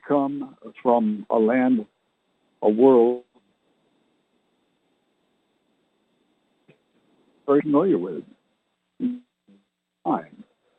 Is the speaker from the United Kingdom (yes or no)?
no; Canada; also born or lived in England (ancestry); now in San Antonio, United States; I was born in Canada, so I never learned to speak like they did